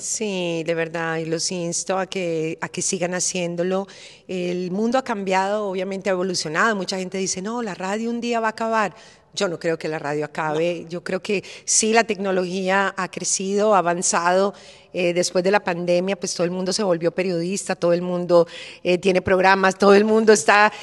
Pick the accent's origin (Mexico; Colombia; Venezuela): Colombia; Bogotá; now in Florida, United States; como en mi tierra, como en Bogotá, que estamos rodeados de montañas